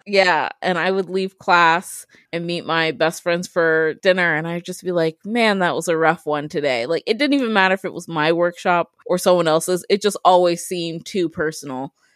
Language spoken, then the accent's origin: English; Columbus, Ohio, United States; also born or lived in Upper Arlington, Ohio; I am a born and raised Ohioan. I was born in Columbus. I grew up mainly in the Linden area off of Hudson and Joyce